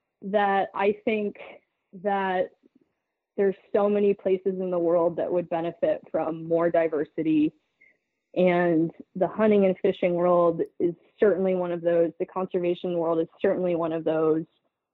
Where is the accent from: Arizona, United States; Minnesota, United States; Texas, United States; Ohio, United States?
Minnesota, United States; well, I grew up in Minnesota and I actually have never field quartered an animal.